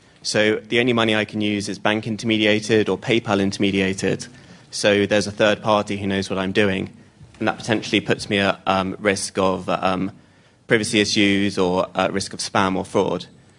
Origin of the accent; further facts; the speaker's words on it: Oxford, South East England, United Kingdom; from Oxford.